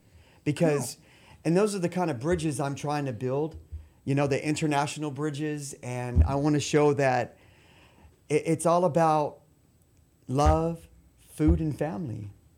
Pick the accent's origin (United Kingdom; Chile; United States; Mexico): Mexico; since I grew up in Mexico, you know, I learned how to read it, write it, speak it. You know, I'm fluent.